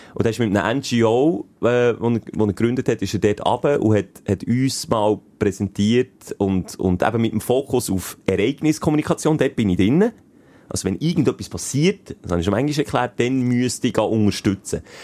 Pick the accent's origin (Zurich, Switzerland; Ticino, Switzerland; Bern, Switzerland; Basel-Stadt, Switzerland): Bern, Switzerland; weil ich halt Berner bin